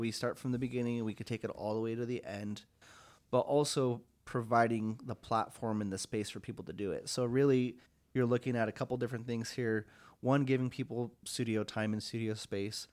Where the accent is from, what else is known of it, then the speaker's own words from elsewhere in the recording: Longview, Washington, United States; now in Spokane, United States; my hometown itself, Long View, Washington